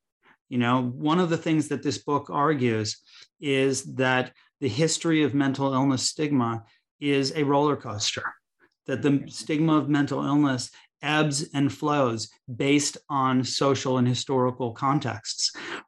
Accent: Chicago, Illinois, United States; where I grew up in Chicago, Illinois

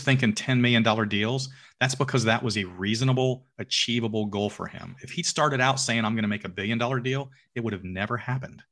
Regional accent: Alpharetta, Georgia, United States; I own a restaurant in downtown Alpharetta, which is my hometown

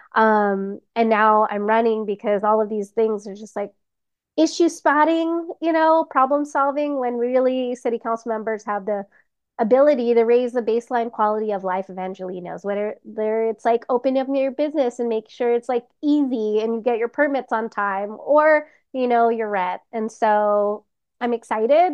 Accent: Los Angeles, California, United States; I grew up humbly in Highland Park with my crazy, loud Filipino family.

